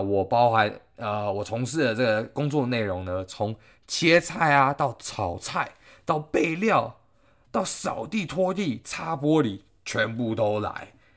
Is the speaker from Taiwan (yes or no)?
yes; Taiwan; moved away as an adult; also born or lived in Maine; 我跟别人说，Taiwan